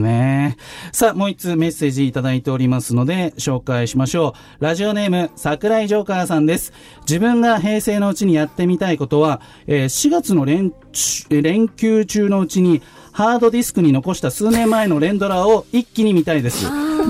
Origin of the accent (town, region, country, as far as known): Tachikawa, Tokyo, Japan; born or raised there